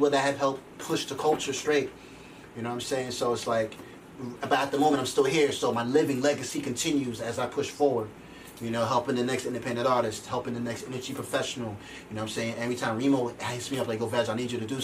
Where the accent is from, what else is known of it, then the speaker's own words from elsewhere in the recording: Rockland County, New York, United States; I'm from Rockland County